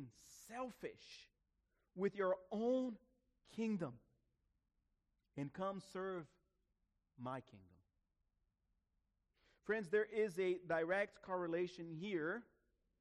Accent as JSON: {"language": "English", "country": "Brazil", "tie": "born or raised there", "moved": "yes", "said": "I grew up in Brazil in the 80s. 80s and early 90s."}